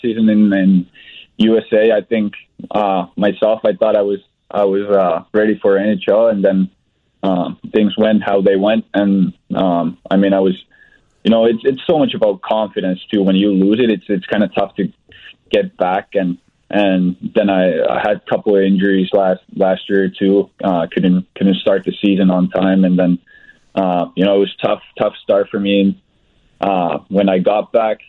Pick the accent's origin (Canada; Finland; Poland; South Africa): Finland; moved away as an adult; now in Chicago, United States; my hometown club, the same club I played for last year